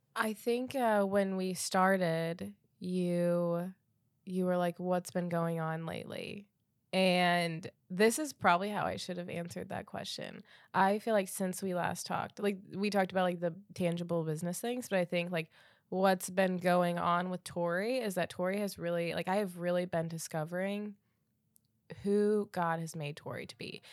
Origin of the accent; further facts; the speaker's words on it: Defiance, Ohio, United States; I needed to do the conference in my hometown